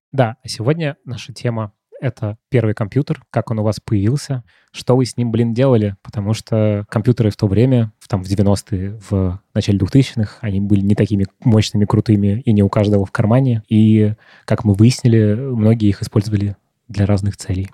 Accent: Moscow, Russia; в том районе, где я рос, в Марьино

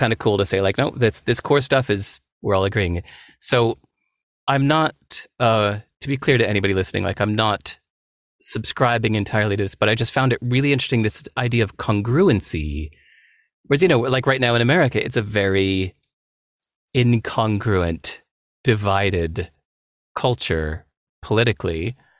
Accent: Chicago, Illinois, United States; moved away; also born or lived in Singapore; I grew up mostly in Chicago

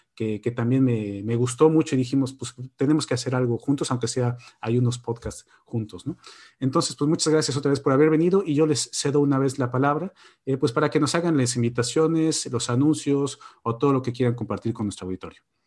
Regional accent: Mexico; moved away as an adult; now in Borås, Sweden; yo soy el único mexicano aquí en Borosa

